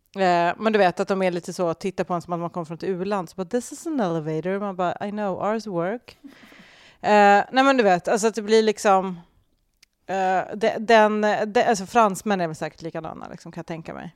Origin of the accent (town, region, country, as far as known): Sweden